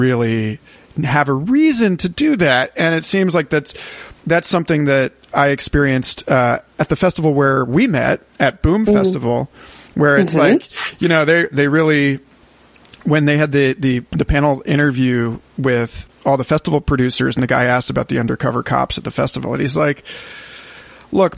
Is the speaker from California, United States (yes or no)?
no; Florida, United States; Growing up in Florida